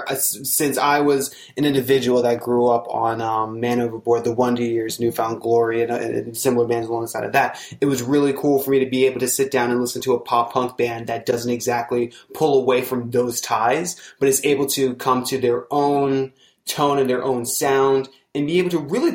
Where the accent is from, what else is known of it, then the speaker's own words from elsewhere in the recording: New Jersey, United States; moved away; I'm originally from South Jersey, which is about like 45 minutes out of Philadelphia